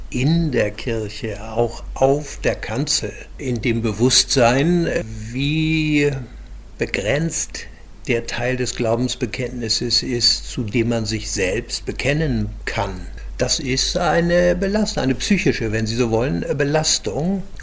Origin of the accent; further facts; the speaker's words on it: Hamburg, Germany; musste dann über Jahre lernen als Hamburger Jung, der so lange im Rathaus war und so viele Kämpfe bestanden hat.